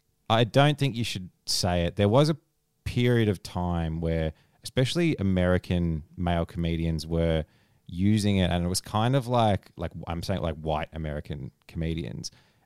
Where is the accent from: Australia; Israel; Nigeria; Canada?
Australia; We're also Australian.